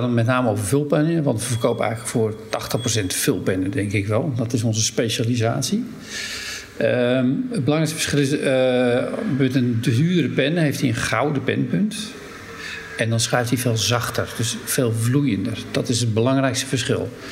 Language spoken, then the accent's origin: Dutch; Hem, North Holland, Netherlands; Daar ben ik ook geboren in Hem